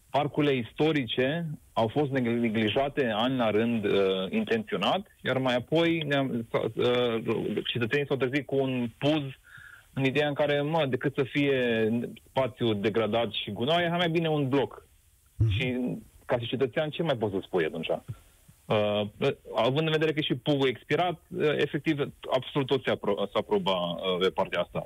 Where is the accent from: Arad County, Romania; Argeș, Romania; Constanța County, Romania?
Arad County, Romania; Arad; sunt din Arad